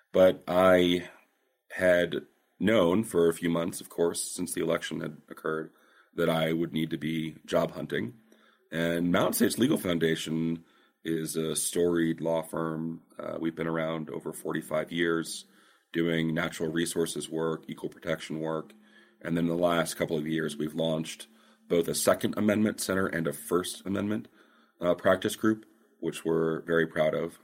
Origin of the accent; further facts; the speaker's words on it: Fresno, California, United States; also born or lived in San Francisco, California / Washington, D.C.; I am from Fresno, California, the, the jewel of the Central Valley